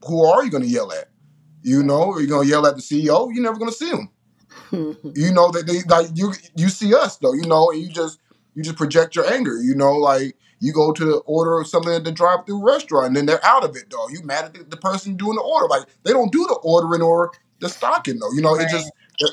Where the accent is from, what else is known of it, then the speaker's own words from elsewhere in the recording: Richmond, California, United States; I'm from Richmond